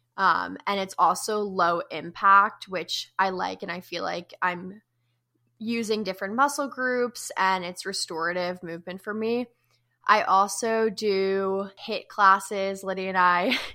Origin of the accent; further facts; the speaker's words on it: New Jersey, United States; now in Chapel Hill, United States; I'm from Jersey.